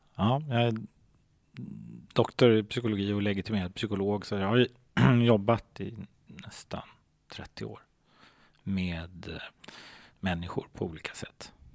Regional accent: Stockholm, Stockholm County, Sweden; Jag är uppvuxen i Hässelby gård.

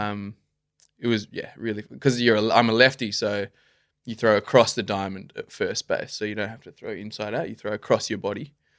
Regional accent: Melbourne, Victoria, Australia; I grew up in Melbourne

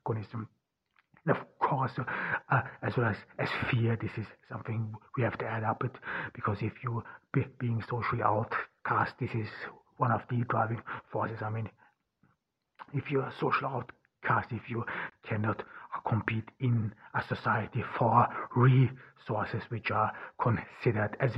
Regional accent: Ordu, Turkey; moved away; We are here in Ordu, Turkey, a small town in the Black Sea region. I'm here in my home town and in my parents' home

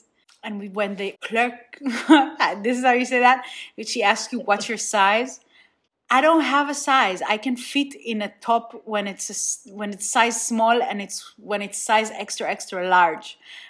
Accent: Nigeria; now in Israel; Second of all, I grew up in Nigeria, but I feel like Israel is like the main part of my identity.

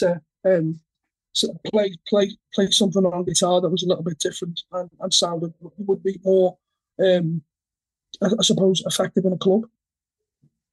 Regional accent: Liverpool, North West England, United Kingdom; our families and our lives growing up in Liverpool in the 80s

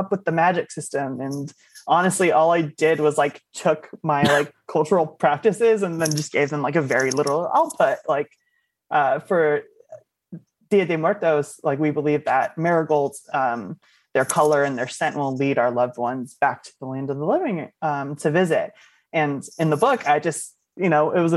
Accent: Oakland, California, United States; I'm from Oakland, California

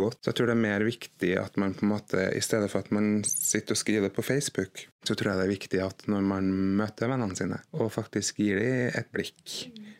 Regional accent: Trondheim, Trøndelag, Norway; moved away as an adult; now in Haugesund, Norway; jeg er jo opprinnelig fra Trondheim. Flytta fra Trondheim i 2006, eh, men flytta til Haugesund i 2011.

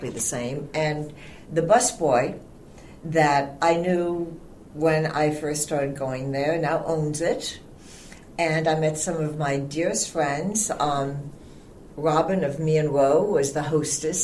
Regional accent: Ireland; I am Irish.

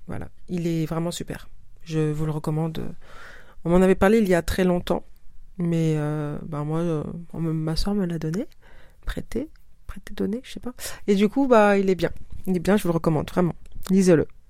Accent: Senegal; mon pays d'origine, le Sénégal

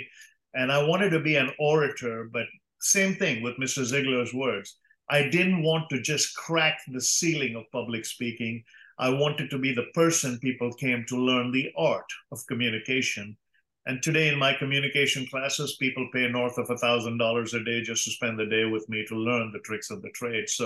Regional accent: India; moved away as an adult; I grew up debating in India

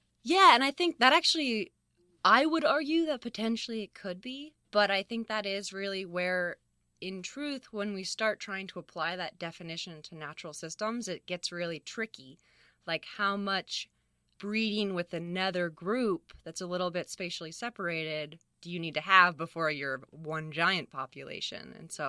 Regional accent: Fairfax, California, United States; So I spent a lot of time on my own just sort of roaming the hills of Marin County. Yeah, I grew up sort of near Fairfax, which has a ton of open space, and out in Geronimo Valley, and it's beautiful.

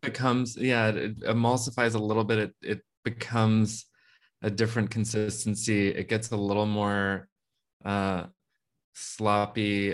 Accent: Texas, United States; I'm from Texas

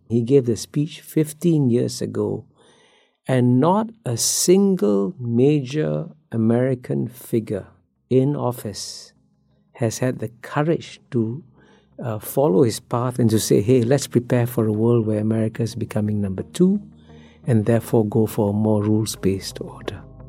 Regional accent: Singapore; I grew up in Singapore as a child when Singapore's per capita income was about the same as Ghana's

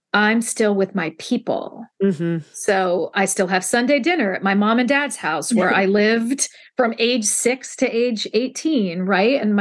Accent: Central Ohio, United States; I still basically live in my hometown

